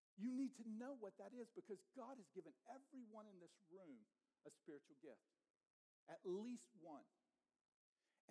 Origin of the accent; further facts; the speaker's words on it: the South, United States; I grew up in the South, and so I got saved in the South.